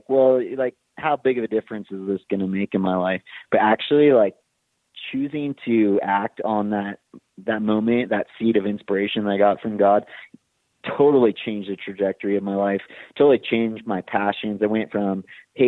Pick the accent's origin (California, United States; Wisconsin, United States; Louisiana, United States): California, United States; Big Bear Lake; my hometown in Big Bear